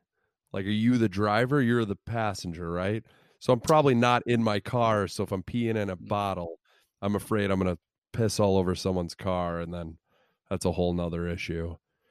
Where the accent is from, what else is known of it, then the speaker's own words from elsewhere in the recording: Illinois, United States; Growing up in Central Illinois, there were a lot of bus trips to Cubs games